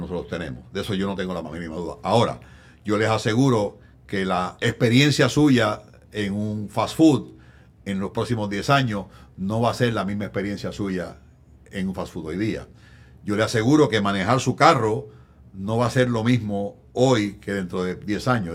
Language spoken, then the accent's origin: Spanish; Arecibo, Puerto Rico; en Arecibo, mi pueblo